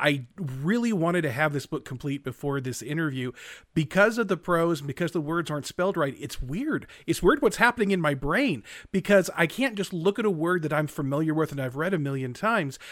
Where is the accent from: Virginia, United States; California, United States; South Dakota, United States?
California, United States; Central Valley; now in Utah, United States; spent many of our formative years growing up in California, mm-hmm. especially in the Central Valley there